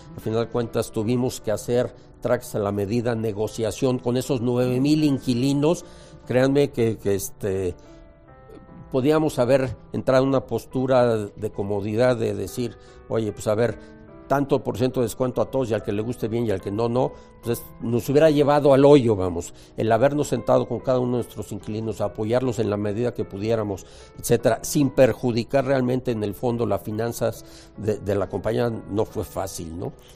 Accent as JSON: {"language": "Spanish", "country": "Mexico", "said": "como cualquier mexicano de mi edad contemporáneo"}